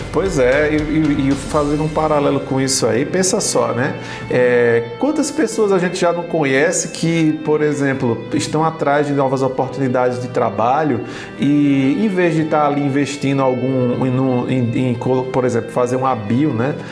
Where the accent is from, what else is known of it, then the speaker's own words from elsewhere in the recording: Northeast Region, Brazil; ambos somos nordestinos, nordeste na veia